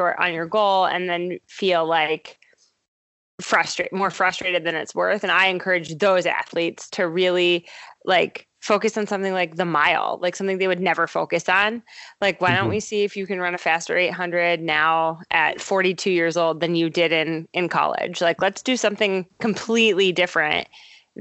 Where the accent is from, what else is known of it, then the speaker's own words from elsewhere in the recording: Ohio, United States; also born or lived in Baltimore, Maryland; but Ohio's home for sure.